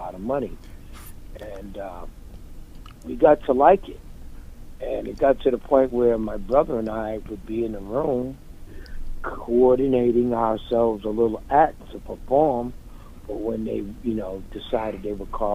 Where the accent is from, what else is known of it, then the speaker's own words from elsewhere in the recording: Boston, Massachusetts, United States; I grew up in Roxbury. I grew up near the Franklin Park Zoo.